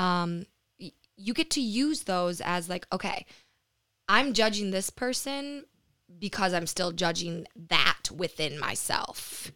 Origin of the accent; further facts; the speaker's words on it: Lansing, Michigan, United States; moved away; also born or lived in New York / Costa Rica; I moved back to Michigan, back to Lansing. I'm from Lansing